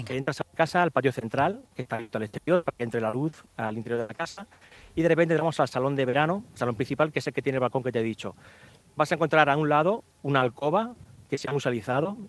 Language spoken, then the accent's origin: Spanish; Cieza, Region of Murcia, Spain; en Cieza, que es mi pueblo